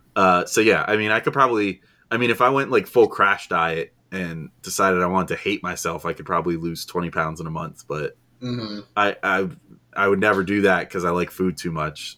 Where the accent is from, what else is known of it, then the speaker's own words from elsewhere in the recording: New Jersey, United States; I'm from New Jersey